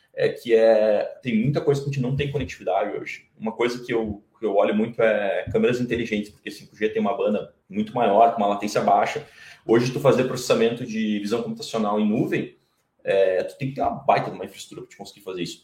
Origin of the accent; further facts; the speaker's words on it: Novo Hamburgo, Rio Grande do Sul, Brazil; a gente vem de Novo Hamburgo